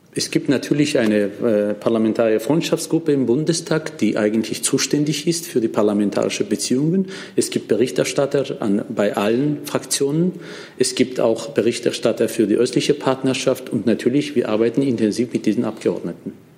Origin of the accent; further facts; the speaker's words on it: Armenia; als ein Armenier, der aus Armenien stammt